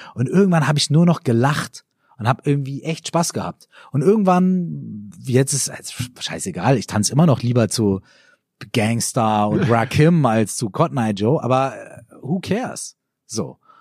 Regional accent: Minden, North Rhine-Westphalia, Germany; in meiner Heimatstadt in Minden

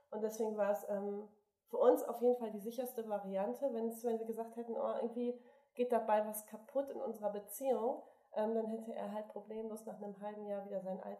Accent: Bremen, Germany; born there; now in Hamburg, Germany; Wir sind ja gebürtige Bremer, wollten aber nicht zurück nach Bremen.

